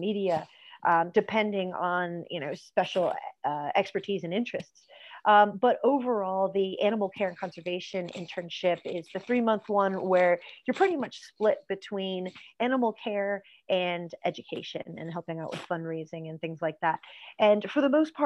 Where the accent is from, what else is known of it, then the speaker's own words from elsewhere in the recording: United States; accent: American; now in Ireland; You can hear from my accent, that's where I'm from as well